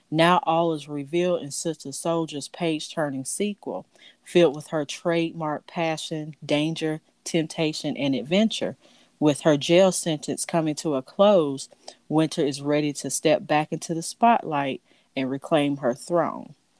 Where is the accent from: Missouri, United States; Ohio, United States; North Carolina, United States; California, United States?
North Carolina, United States; Charlotte; moved away; I'm originally from Charlotte